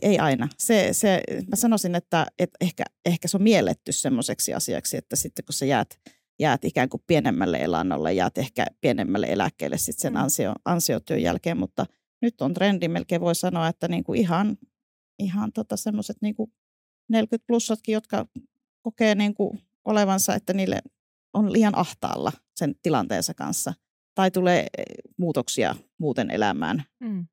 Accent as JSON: {"language": "Finnish", "region": "northern Finland", "country": "Finland", "tie": "born or raised there", "moved": "yes", "lives_now": "Vantaa, Finland", "said": "sieltä olen kotoisin, niin kuin murteista varmaan voi"}